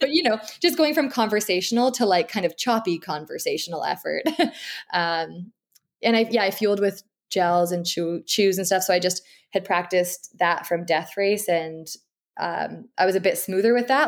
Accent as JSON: {"language": "English", "town": "Abbotsford", "region": "British Columbia", "country": "Canada", "tie": "born or raised there", "also_born_or_lived": "Edmonton / Vancouver", "said": "I live in Abbotsford, B C, and this is actually where I grew up as well"}